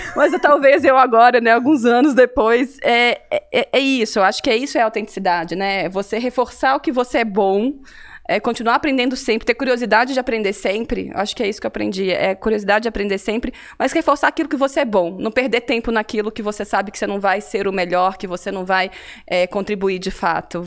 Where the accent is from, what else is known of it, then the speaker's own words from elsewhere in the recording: Cataguases, Minas Gerais, Brazil; accent: mineiro; now in São Paulo, Brazil; eu entreguei pelo meu sotaque aqui, né? Sou mineira, vim Sim. de uma cidade muito pequena no interior de Minas, uma cidade Qual de 70, 70, mil habitantes, Cataguases, na Cataguases, zona da mata